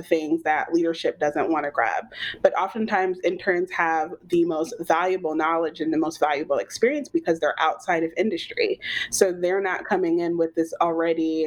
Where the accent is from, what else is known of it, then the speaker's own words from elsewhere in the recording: Atlanta, Georgia, United States; I'm from Atlanta, native, born and raised, and I haven't left